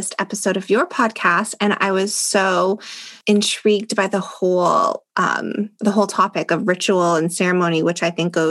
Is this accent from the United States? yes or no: no; Canada; I'm Canadian